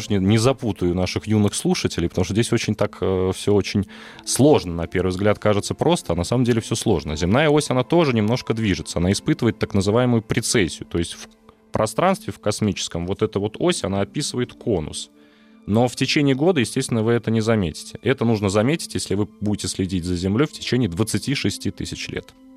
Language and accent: Russian; Uzbekistan; moved away; Я родом из Узбекистана, там у нас угу. есть праздник Навруз, 21 марта, Новый год